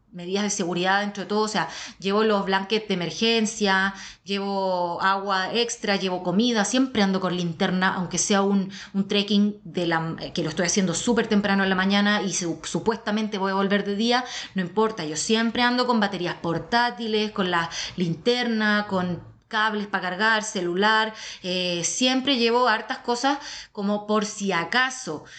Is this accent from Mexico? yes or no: no; Chile; yo soy la tercera chilena.